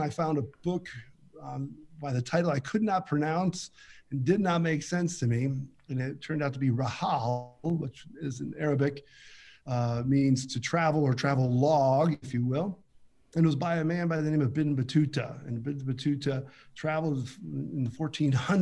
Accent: Western New York, United States; moved away as an adult; now in Middle East; I grew up in Western New York in a railroad town

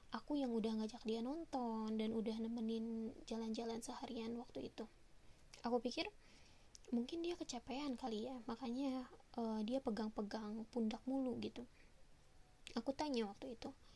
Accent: West Java, Indonesia; also born or lived in Bekasi; aku memang asli Sunda

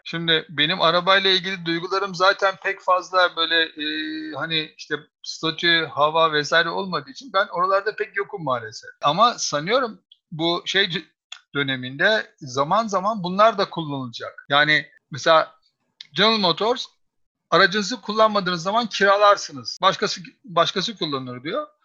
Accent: Istanbul, Turkey; bir İstanbullu olarak

